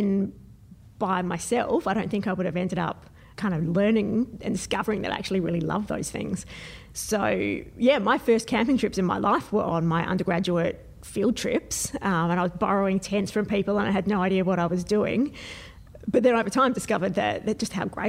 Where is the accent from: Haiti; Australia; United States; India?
Australia; Adelaide, South Australia; I'm from Adelaide, at least in South Australia.